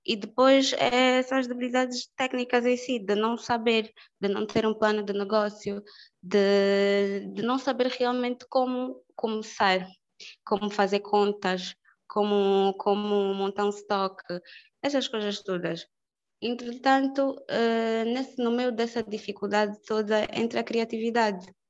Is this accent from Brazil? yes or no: no; Angola; somos angolanos, somos africanos